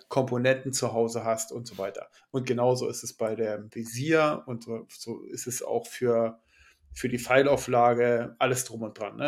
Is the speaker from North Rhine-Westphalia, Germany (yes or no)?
no; Brandenburg, Germany; ich komme ja aus Brandenburg